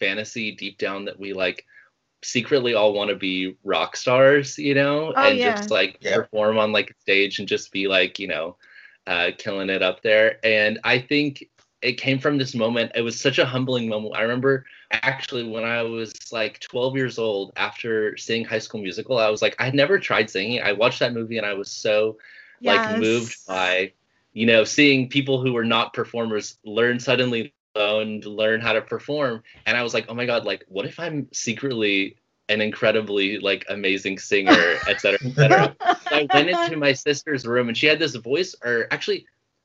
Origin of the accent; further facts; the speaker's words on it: Oklahoma, United States; moved away as an adult; now in California, United States; I grew up in Oklahoma. I lived there and didn't move out to California until I was 18.